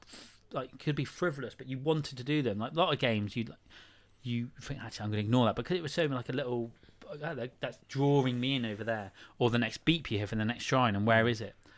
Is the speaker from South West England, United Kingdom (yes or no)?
yes; Praa Sands, South West England, United Kingdom; growing up in Prahl Sands in Cornwall